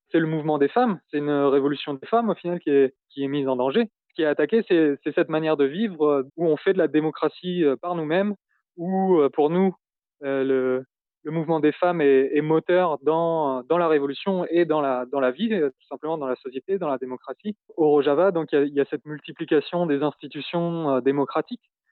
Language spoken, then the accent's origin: French; France; moved away as an adult; now in Syria; Je suis français